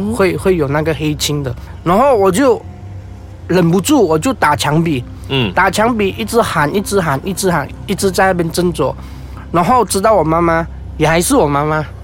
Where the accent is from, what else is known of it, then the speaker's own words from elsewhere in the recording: Malaysia; 我的家乡是新村